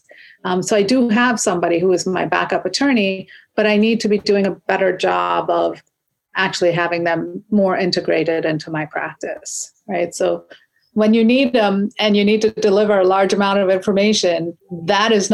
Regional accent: India; now in United States; I grew up in India. My parents still live in India

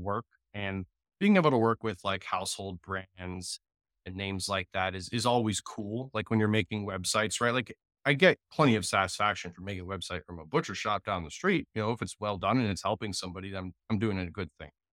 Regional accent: Jacksonville, Florida, United States; web developer from Jacksonville, Florida

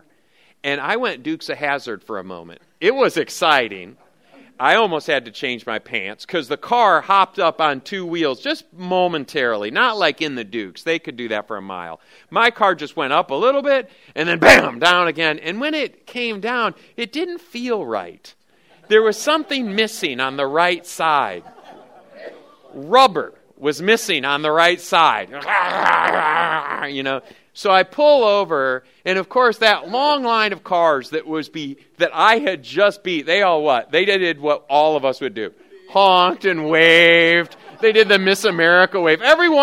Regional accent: Lansing, Michigan, United States; now in Oklahoma, United States; I grew up in Lansing, Michigan

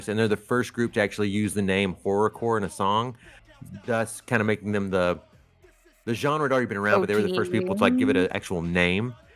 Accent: Northeast Arkansas, United States; I grew up in Northeast Arkansas

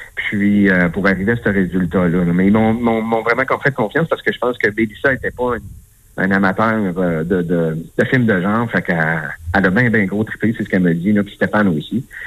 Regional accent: Quebec, Canada; je suis québécoise

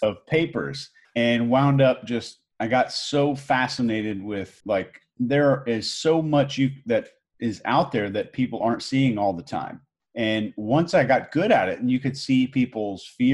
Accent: Houston, Texas, United States; also born or lived in Arkansas; I was born in Arkansas, believe it or not, and grew up in Houston, Texas as a kind of a country boy

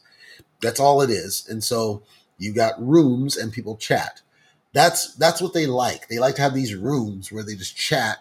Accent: United States; speaking as an American

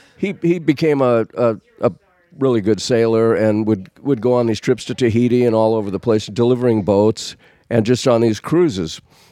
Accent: Downey, California, United States; also born or lived in Washington; we grew up in Downey.

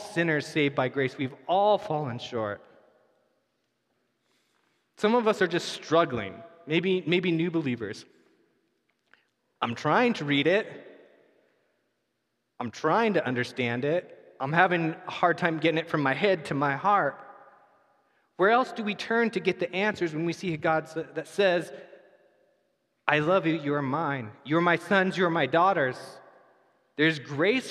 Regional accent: United States; We're American

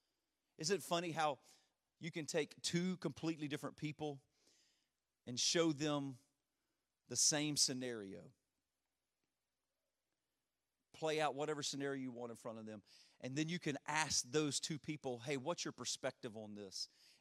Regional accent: Louisiana, United States; And I'm from Louisiana, so our sports teams do that quite often.

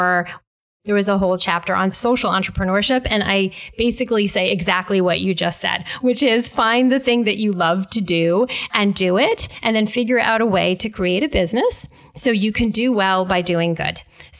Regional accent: New Haven, Connecticut, United States; I'm growing up in New Haven, inner city New Haven, which is where I was born and raised.

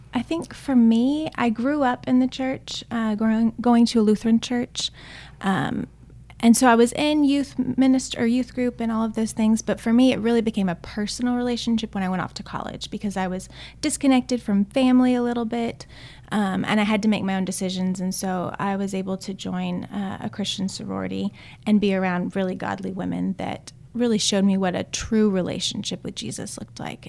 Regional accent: Austin, Texas, United States; moved away as an adult; also born or lived in Chile; I'm originally from Austin, Texas, born and raised

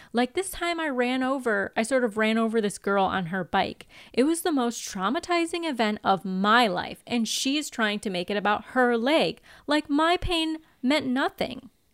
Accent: United States; I grew up in America

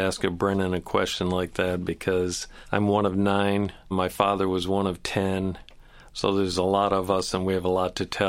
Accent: Natural Bridge, New York, United States; also born or lived in Saranac Lake, New York; The town I grew up in was a small hamlet, Natural Bridge, New York, and it's about 30 miles northeast of Watertown, New York, which is 60 miles north of Syracuse, New York, which is right in the middle of the state. So we're very close to Canada

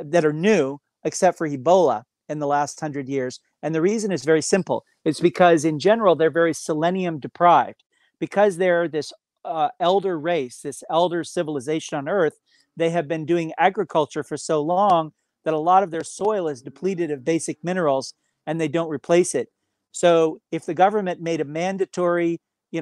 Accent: United States; I am an American

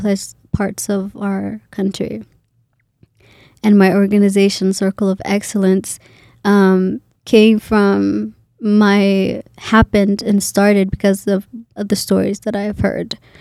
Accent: Boise, Idaho, United States; moved away as an adult; also born or lived in Kenya; now in Minnesota, United States; for Idaho, even though it's my hometown, I'm from here

